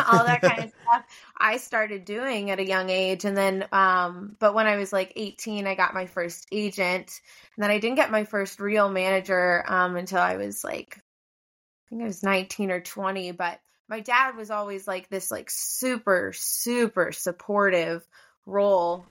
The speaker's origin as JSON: {"language": "English", "town": "Hilton Head Island", "region": "South Carolina", "country": "United States", "moved": "yes", "said": "I'm from Hilton Head Island, South Carolina, originally"}